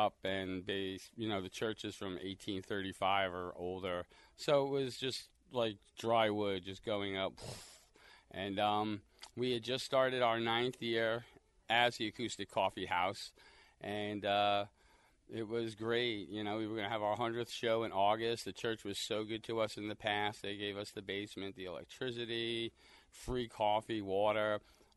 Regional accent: Long Island, New York, United States; moved away as an adult; also born or lived in Fultonville, New York / Fonda, New York; now in Perth, New York, United States; I am originally from Long Island. I moved up here about 25 years ago or so

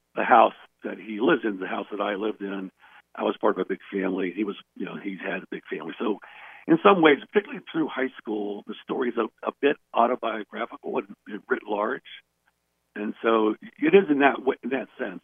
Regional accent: Steubenville, Ohio, United States; also born or lived in Memphis, Tennessee; I ended up living with my grandmother in Steubenville, Ohio.

